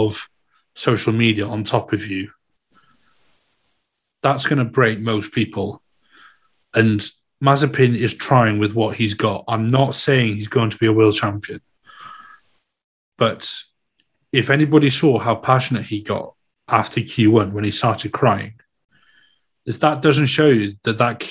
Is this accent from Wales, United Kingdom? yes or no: yes; Welsh, Wales, United Kingdom; I'm Welsh